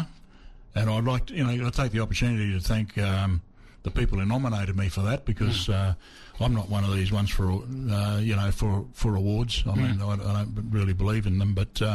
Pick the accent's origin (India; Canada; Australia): Australia; Cairns, Queensland; now in Victoria, Australia; I was born in Cairns